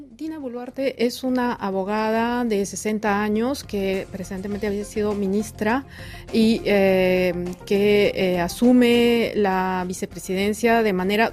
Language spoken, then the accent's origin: Spanish; Peru; como peruana